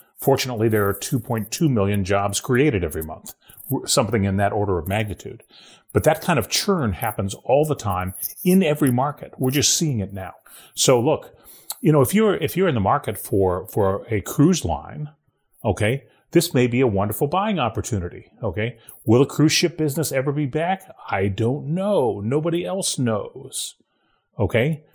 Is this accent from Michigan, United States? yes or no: no; Ohio, United States; moved away; my home state of Ohio